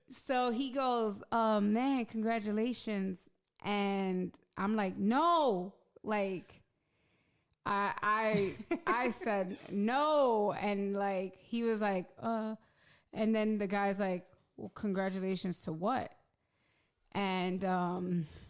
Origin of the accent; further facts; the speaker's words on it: New York City, New York, United States; I'm from Hell's Kitchen. Like, back when I was a teenager, there was a lot of pimps and prostitutes around